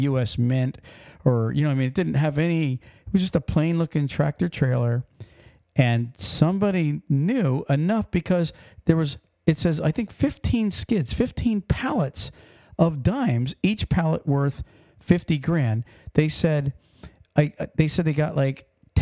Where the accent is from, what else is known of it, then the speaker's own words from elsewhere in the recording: Pennsylvania, United States; moved away; we're from Pennsylvania, We were 90 miles north of Philly